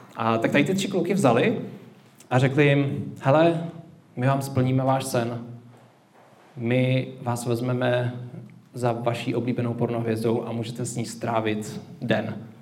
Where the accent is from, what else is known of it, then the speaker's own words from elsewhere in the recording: Czechia; My jako Češi